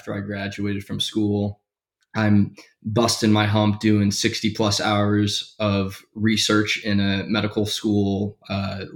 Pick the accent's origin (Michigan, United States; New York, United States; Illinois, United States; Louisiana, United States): Michigan, United States; I was born and raised in Michigan.